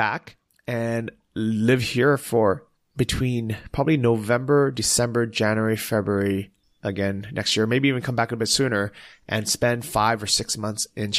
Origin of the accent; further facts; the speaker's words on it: United States; I grew up in the Asian culture. I speak Chinese. I've been in Taiwan tons of times as a kid. So it just wasn't like mind blowing for me. But when I go to Europe and I'm, you know, and even though I'm obviously growing up in the US